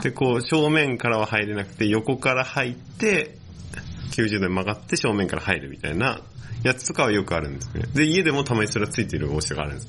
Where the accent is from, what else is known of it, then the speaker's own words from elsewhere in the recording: Yokosuka, Kanagawa, Japan; 神奈川県横須賀市出身